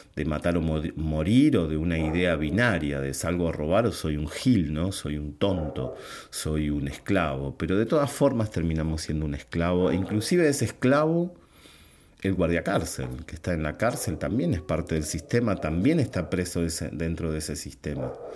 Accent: Buenos Aires Province, Argentina; mi país, por lo menos en la provincia de Buenos Aires

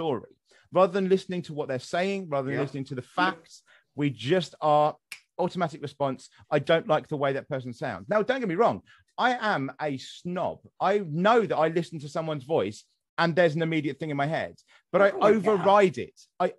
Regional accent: West Sussex, South East England, United Kingdom; I'm from West Sussex.

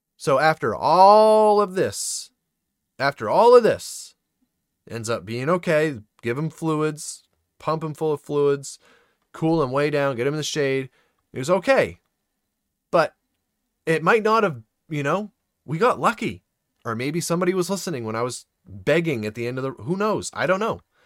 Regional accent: Maine, United States; I'm from Maine

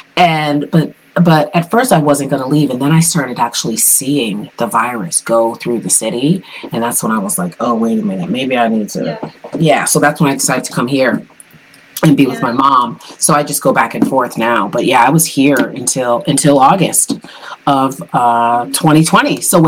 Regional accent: South Windsor, Connecticut, United States; But yeah, I grew up in Connecticut, in South Windsor, Connecticut.

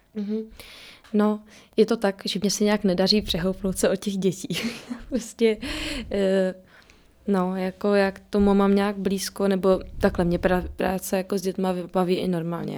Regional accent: Czechia; my s Matějem jsme Češi

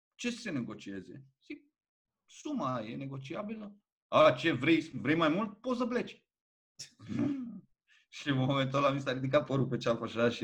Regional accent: Alexandria, Teleorman County, Romania; Am copilărit în Alexandria

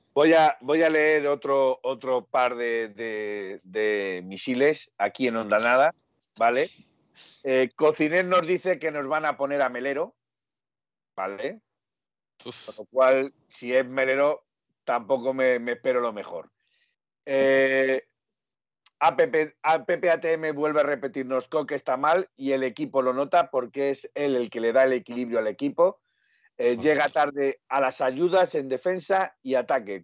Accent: Aragon, Spain; yo soy aragonés

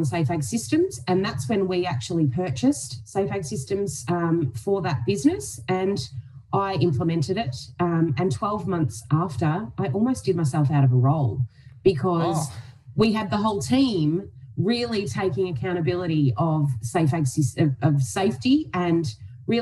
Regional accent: Donald, Victoria, Australia; also born or lived in Melbourne; I moved home from Melbourne back to Donald

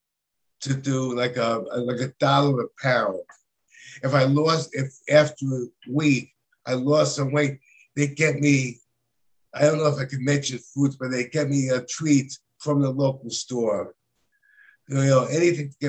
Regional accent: New York City, New York, United States; I am actually from New York City

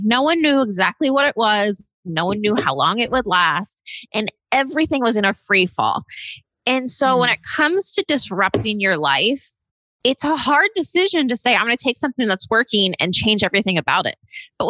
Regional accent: Austin, Texas, United States; I'm from Austin, Texas, and I am the founder and CEO of CosmoGlo

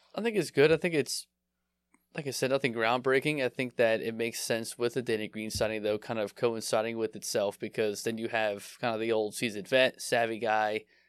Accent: Philadelphia, Pennsylvania, United States; I grew up in Philly

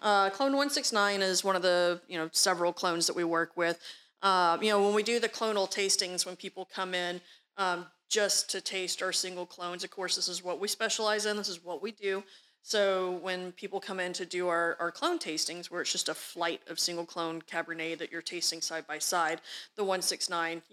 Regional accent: Texas, United States; I'm from Texas

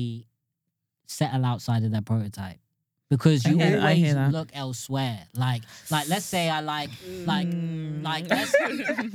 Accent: Bournemouth, South West England, United Kingdom; moved away as an adult; now in London, United Kingdom; I grew up in Bournemouth

